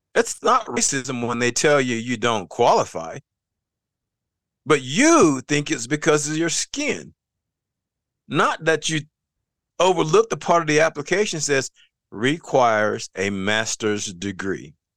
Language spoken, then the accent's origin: English; the South, United States; also born or lived in North Carolina; I come from the South.